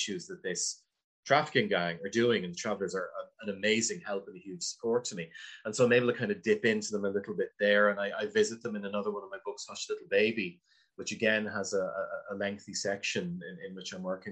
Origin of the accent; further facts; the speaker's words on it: Wexford, Leinster, Ireland; I grew up in Wexford